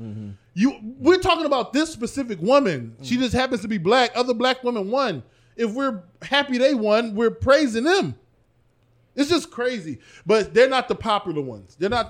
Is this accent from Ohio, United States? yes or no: yes; East Cleveland, Ohio, United States; I'm from East Cleveland.